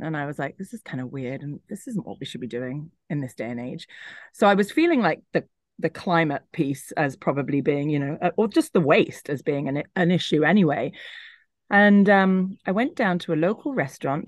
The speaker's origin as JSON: {"language": "English", "region": "London", "country": "United Kingdom", "tie": "born or raised there", "also_born_or_lived": "Hong Kong", "moved": "as an adult", "lives_now": "Italy", "said": "I grew up in London. I was just outside London."}